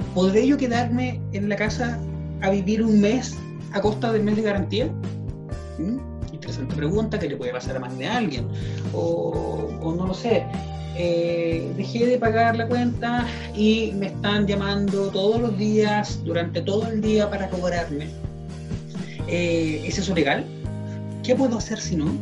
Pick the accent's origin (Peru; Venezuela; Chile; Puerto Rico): Chile; como sociedad chilena nos afecta mucho